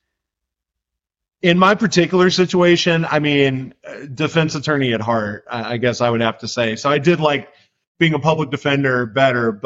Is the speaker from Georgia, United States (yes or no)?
yes; Macon, Georgia, United States; moved away as an adult; also born or lived in Louisville, Kentucky / Atlanta, Georgia; now in Nashville, United States; I moved to Macon, Georgia when I was pretty young. I claimed that as my hometown